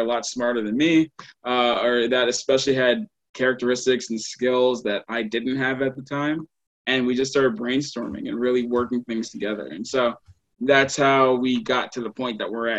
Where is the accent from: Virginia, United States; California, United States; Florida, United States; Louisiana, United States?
Louisiana, United States; Baton Rouge; moved away as an adult; now in New Jersey, United States; originally I'm from Baton Rouge, Louisiana